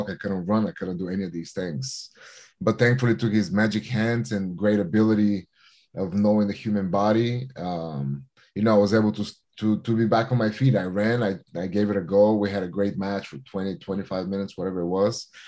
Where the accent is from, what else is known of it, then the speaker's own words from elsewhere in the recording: Los Angeles, California, United States; And the time was right in Los Angeles, California, for my kind of my hometown in in, in America, for me to to make a big comeback.